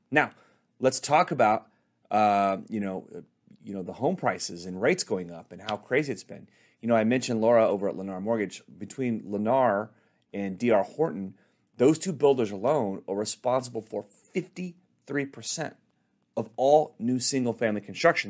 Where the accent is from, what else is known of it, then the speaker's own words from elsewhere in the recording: Dallas, Texas, United States; I'm from Dallas, Texas